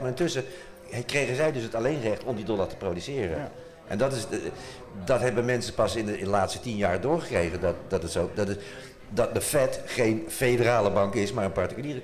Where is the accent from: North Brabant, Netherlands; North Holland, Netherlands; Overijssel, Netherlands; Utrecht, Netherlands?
Utrecht, Netherlands; ik kom uit Utrecht